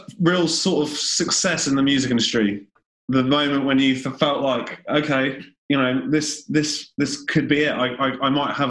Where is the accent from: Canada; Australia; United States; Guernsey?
Guernsey; moved away; I was from Guernsey, so it was not too dissimilar in terms of there wasn't much live music.